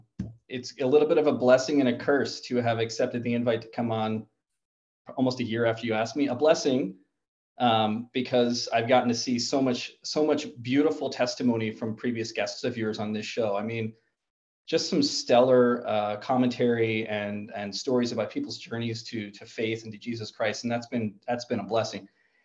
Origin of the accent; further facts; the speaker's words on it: New Jersey, United States; moved away as an adult; also born or lived in Virginia / San Diego, California; now in Boise, United States; I'm from a little bit all over. I was born in Virginia, raised in New Jersey. And then the Navy, which I'll talk about a little bit throughout my story, brought me to San Diego, California. And that's where I was for about 20 years.